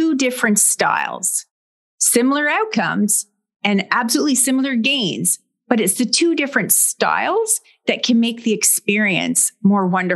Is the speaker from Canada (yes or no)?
yes; Brockville, Ontario, Canada; a large manufacturing site here in my hometown